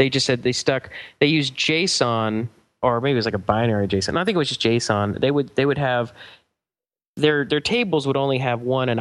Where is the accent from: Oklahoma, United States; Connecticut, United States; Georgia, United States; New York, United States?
Georgia, United States; Atlanta; moved away as an adult; also born or lived in Chicago; now in Los Angeles, United States; we grew up together in Atlanta